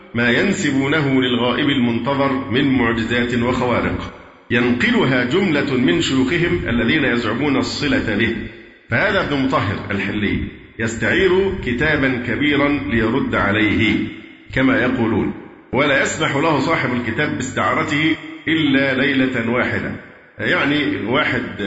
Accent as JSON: {"language": "Arabic", "country": "Egypt", "said": "عندنا في مصر"}